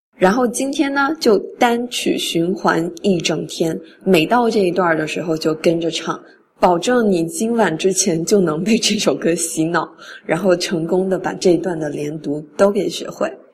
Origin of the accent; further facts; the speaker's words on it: China; 我们中国人根据汉语的发音习惯是一字一句都要发清楚的